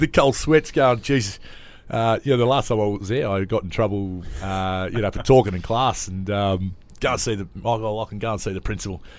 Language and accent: English; Adelaide, South Australia, Australia; moved away; also born or lived in Sydney; we live 30 minutes out of Adelaide, a place called Salisbury North, and grew up there